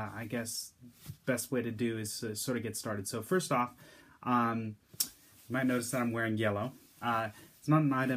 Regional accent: the Bay Area, California, United States; I grew up in the Bay Area, in California

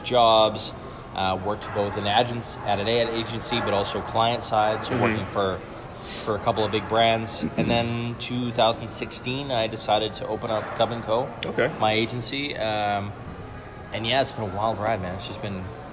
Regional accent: Canada; moved away as an adult; also born or lived in Denmark; now in Copenhagen, Denmark; I'm originally Canadian, but I immigrated to Denmark about 10 years ago-ish

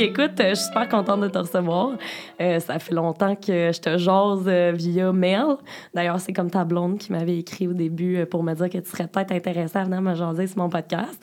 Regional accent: Beauce, Quebec, Canada; je viens de la Beauce

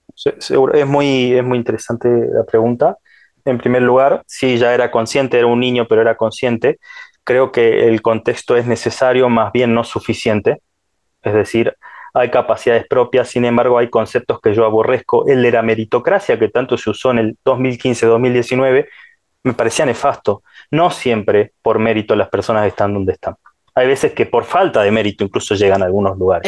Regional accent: Salta, Argentina; yo soy de Salta, ¿no? Parece, se les darán cuenta por mi tonada

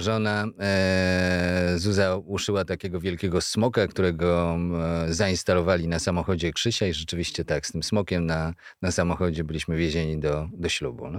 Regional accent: Kalisz, Greater Poland, Poland; pochodzę z Kalisza, z najstarszego miasta w Polsce

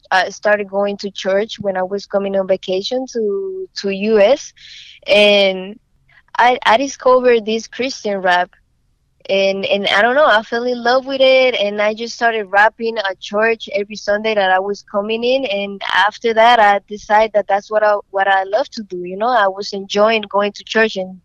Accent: Barahona, Dominican Republic; moved away as an adult; now in United States; Well, I'm from Dominican Republic. I'm from a small city called Barahona, a small town. Came, you know, to the United States maybe like 3-4 years ago

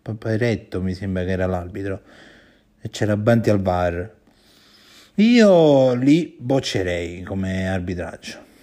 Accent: Campania, Italy; io sono, sono campano

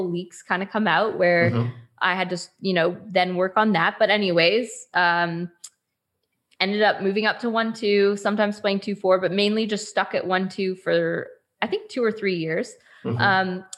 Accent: Canada; I'm Canadian

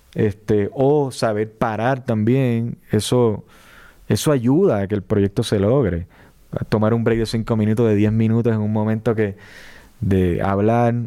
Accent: Puerto Rico; yo me siento puertorriqueño, ¿sabes? Por la, la crianza, la cultura, este, el idioma también

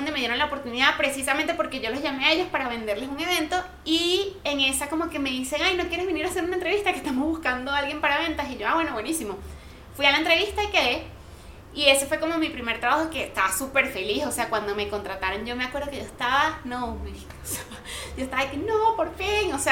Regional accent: Venezuela; moved away as an adult; now in Colombia; yo salí con el mindset de Venezuela

